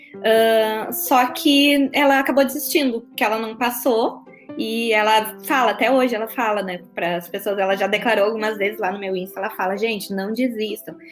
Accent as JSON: {"language": "Portuguese", "town": "Porto Alegre", "region": "Rio Grande do Sul", "country": "Brazil", "moved": "as an adult", "lives_now": "Criciúma, Brazil", "said": "eu sou de Porto Alegre, né? sou do Rio Grande do Sul. Ah, Você pode perceber pelo meu sotaque nada fraco."}